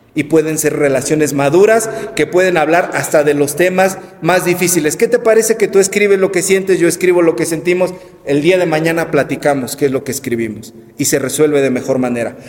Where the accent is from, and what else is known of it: Mexico